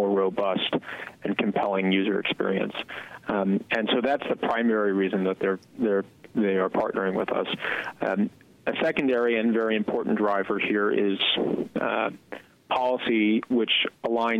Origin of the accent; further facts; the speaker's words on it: New York, United States; I grew up in New York